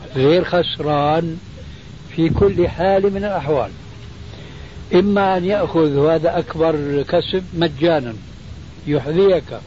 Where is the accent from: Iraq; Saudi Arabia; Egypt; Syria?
Syria; عندنا في سوريا